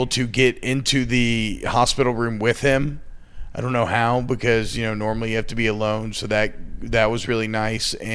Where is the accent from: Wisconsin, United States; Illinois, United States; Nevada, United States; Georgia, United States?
Georgia, United States; Atlanta; I grew up in Atlanta